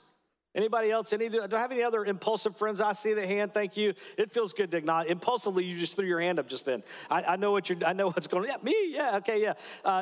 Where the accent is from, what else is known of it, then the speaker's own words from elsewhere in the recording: Georgia, United States; I'm here from Atlanta, sort of the Atlanta area, but I grew up at a little town about 20 miles north of here